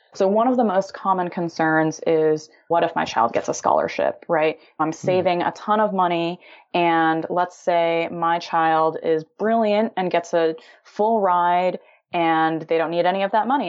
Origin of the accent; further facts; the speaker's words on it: Illinois, United States; moved away as an adult; now in California, United States; I'm originally from Illinois, always had this dream of starting my own tech company, moved out to California to pursue